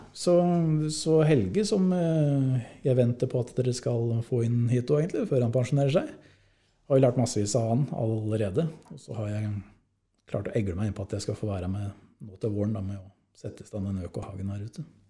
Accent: Eidsvoll, Akershus, Norway; moved away as an adult; now in Tana, Norway; Jeg er fra Eidsvoll

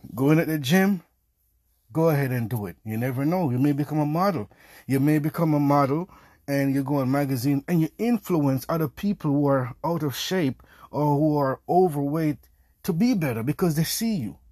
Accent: Jamaica; I'm Jamaican.

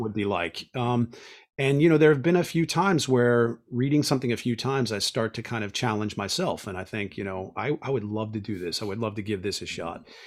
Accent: Pittsburgh, Pennsylvania, United States; moved away; I'm from Pittsburgh

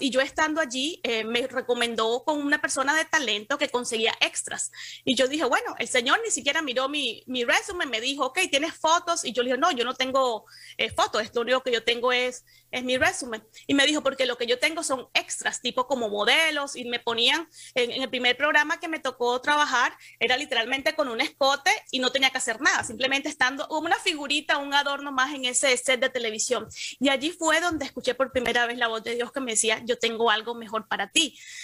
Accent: Cartagena, Bolívar, Colombia; moved away as an adult; now in Miami, United States; Yo soy de Cartagena, que es una ciudad pequeña

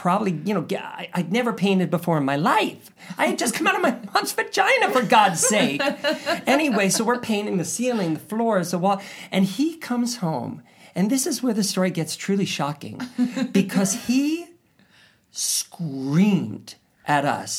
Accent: Ohio, United States; I grew up in Ohio

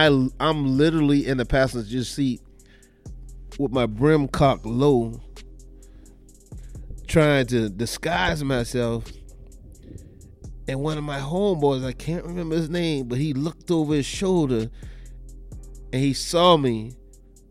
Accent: Charleston, South Carolina, United States; I'm from Charleston

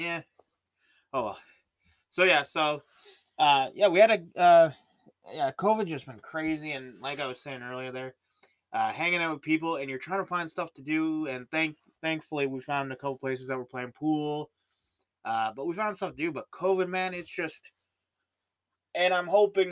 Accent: Canada; I'm Canadian

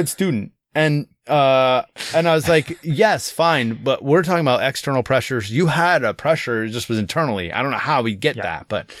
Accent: Louisiana, United States; would be considered quite wealthy where I grew up in the Southwest, Louisiana.

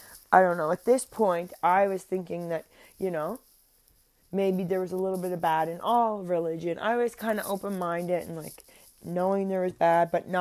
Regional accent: Cape Breton, Nova Scotia, Canada; I'm from Cape Breton. I grew up going to church in East Bay, Grand Mara, Sydney.

